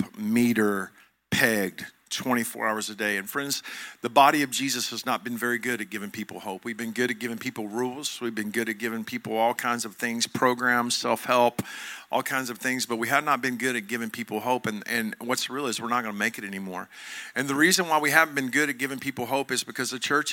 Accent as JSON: {"language": "English", "town": "Joshua", "region": "Texas", "country": "United States", "said": "I'm from Johnson County, Texas. I'm from Joshua, Texas."}